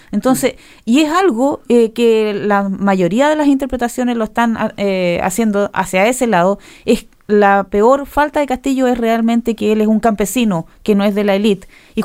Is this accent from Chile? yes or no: yes; Chile; now in New Zealand; soy chilena